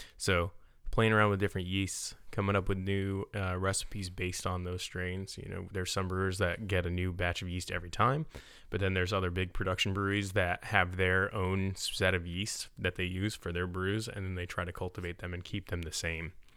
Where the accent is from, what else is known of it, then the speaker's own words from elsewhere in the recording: Utica area, New York, United States; my hometown area